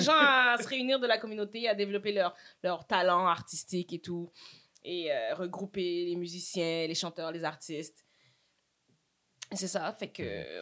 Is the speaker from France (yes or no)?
no; Montreal, Quebec, Canada; Saint-Michel in the house. J'ai grandi là. Je suis née là.